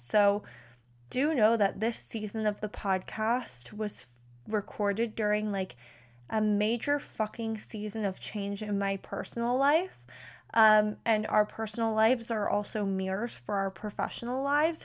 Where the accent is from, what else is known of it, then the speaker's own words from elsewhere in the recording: West Chester, Pennsylvania, United States; I'm from Westchester, Pennsylvania, which is about thirty-five minutes outside of Philly